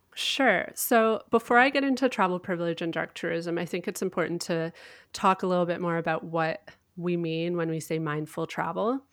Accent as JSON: {"language": "English", "country": "Canada", "said": "I am Canadian"}